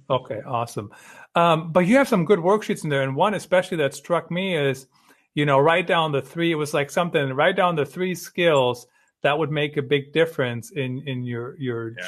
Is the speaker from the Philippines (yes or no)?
no; Germany; moved away; I grew up in Germany